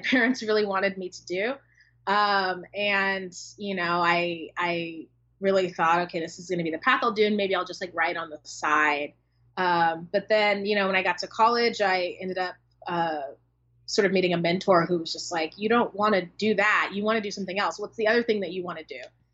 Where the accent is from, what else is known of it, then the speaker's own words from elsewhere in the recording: Oceanside, California, United States; I'm from San Diego County, from Oceanside, which is where The Mothers is set, my first book